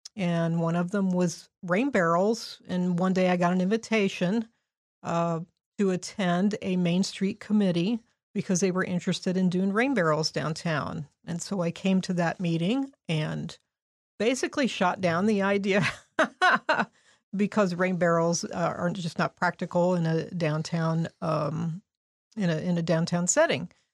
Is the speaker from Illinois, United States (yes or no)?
no; Indianapolis, Indiana, United States; now in Crawfordsville, United States; I'm originally from Indianapolis, grew up on the west side